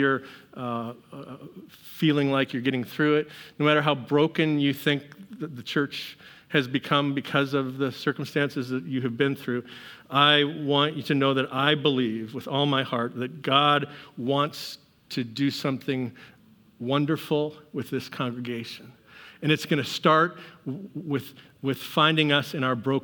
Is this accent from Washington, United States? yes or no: yes; Seattle, Washington, United States; moved away; I'm from Seattle